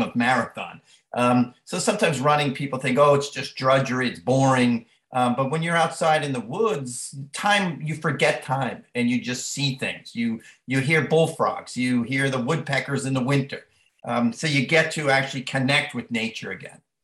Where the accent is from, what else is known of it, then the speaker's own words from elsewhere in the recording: Long Island, New York, United States; moved away as an adult; growing up on Long Island in the 60s, 70s in a family of 10 kids